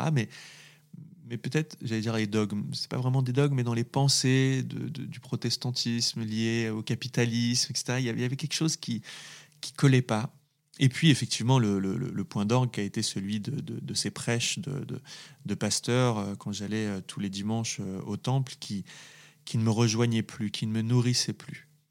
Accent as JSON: {"language": "French", "town": "Saint-Étienne", "region": "Auvergne-Rhône-Alpes", "country": "France", "tie": "born or raised there", "also_born_or_lived": "Valence", "said": "je, viens d'un milieu populaire, ouvrier, dans une ville dans une très belle ville qui est, qui est, qui est Saint-Étienne"}